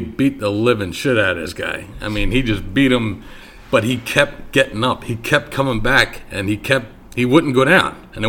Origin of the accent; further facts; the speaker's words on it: Philadelphia, Pennsylvania, United States; I'm actually born and raised in Philadelphia, Pennsylvania.